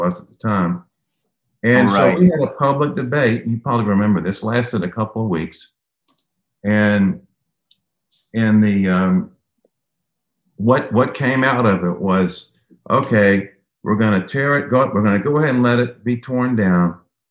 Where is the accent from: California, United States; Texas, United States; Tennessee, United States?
Tennessee, United States; Memphis; I grew up in East Memphis as a kid